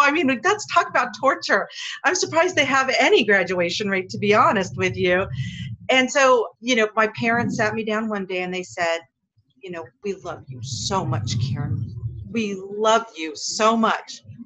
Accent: Hawaii, United States; I grew up here in Hawaii.

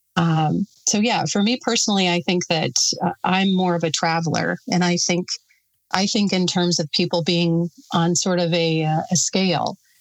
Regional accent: Sturgis, South Dakota, United States; also born or lived in Custer, South Dakota; I grew up in Sturgis. I was born and raised in Sturgis

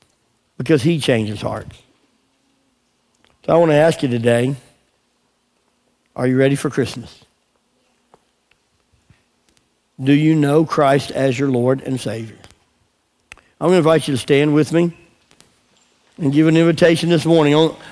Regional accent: England, United Kingdom; So we go walk, and we're praying out loud in English. Of course, we're English.

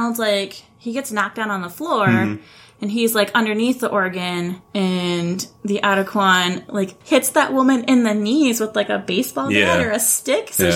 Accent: Texas, United States; I grew up in Texas and we learn all of those stories.

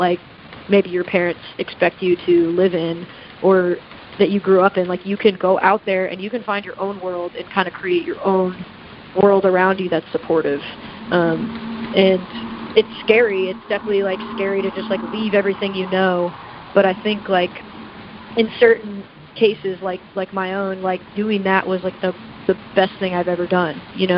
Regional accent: the South, United States; Like I grew up in the South and like, you know, like didn't feel comfortable with myself

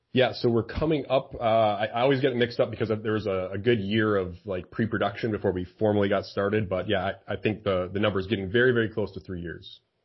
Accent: Michigan, United States; also born or lived in Seattle; I'm from Michigan

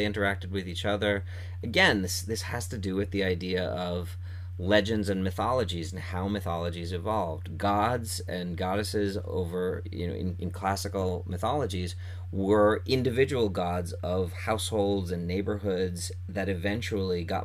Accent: New York City, New York, United States; as a New Yorker

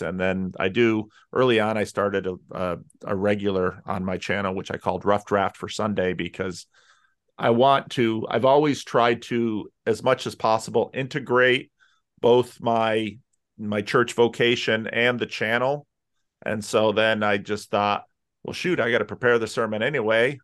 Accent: New Jersey, United States; now in Sacramento, United States; I grew up in North Jersey

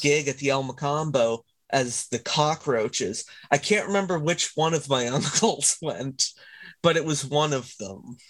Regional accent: Canada; I am Canadian. I live not too far from Toronto.

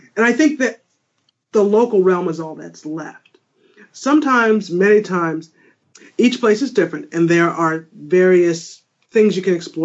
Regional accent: New England, United States; now in Michigan, United States; I'm from New England

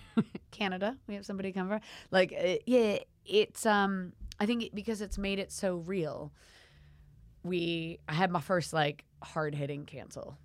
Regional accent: United States; now in United Kingdom; I'm American

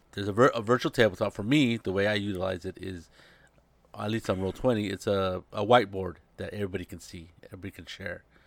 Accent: Monterey, California, United States; now in San Jose, United States; I'm in San Jose, and I have another friend who lives in my, pretty close to my hometown down in Monterey

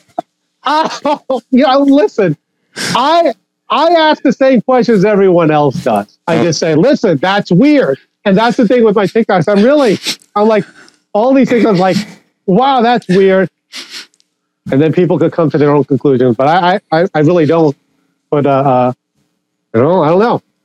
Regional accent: Long Island, New York, United States; I grew up on Long Island, New York

